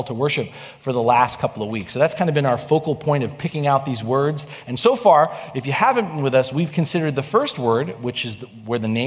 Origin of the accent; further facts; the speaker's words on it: New York, United States; now in California, United States; I grew up on the East Coast in New York